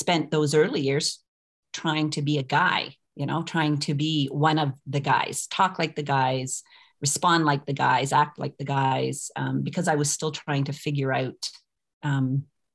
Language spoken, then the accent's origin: English; Fredericton, New Brunswick, Canada; I come from Fredericton, New Brunswick, so it's a city, I use city in quotation marks, of 45,000 people.